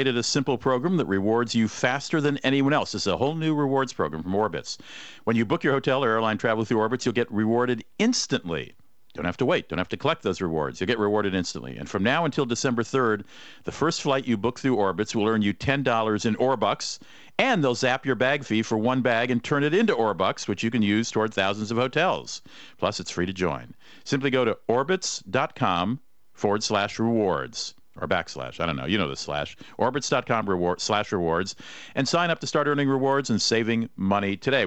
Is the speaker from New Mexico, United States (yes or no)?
no; Minneapolis, Minnesota, United States; which is also my hometown, Minneapolis-St. Paul